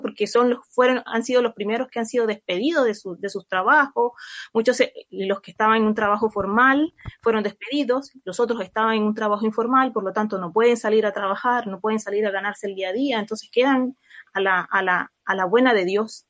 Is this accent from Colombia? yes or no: yes; Colombia; now in Chile; yo soy de Colombia